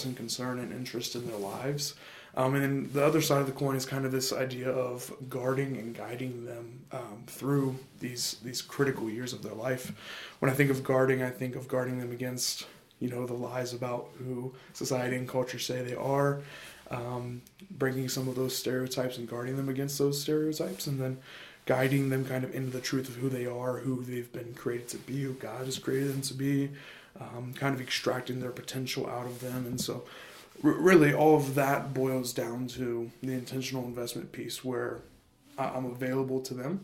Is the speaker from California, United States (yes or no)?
no; Ashville, Ohio, United States; I'm from Asheville, Ohio, so just about 30 minutes directly south of Columbus. I graduated from Taze Valley High School in 2019.